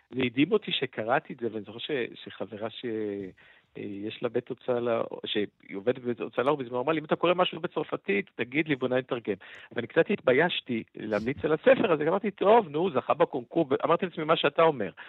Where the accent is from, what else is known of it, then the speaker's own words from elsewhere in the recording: France; moved away; אני גדלתי ב... בעיר פרברים כזאת